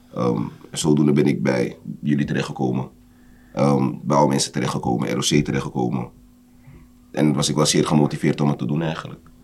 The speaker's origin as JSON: {"language": "Dutch", "town": "Amsterdam", "region": "North Holland", "country": "Netherlands", "tie": "born or raised there", "said": "Geboren en getogen in Amsterdam"}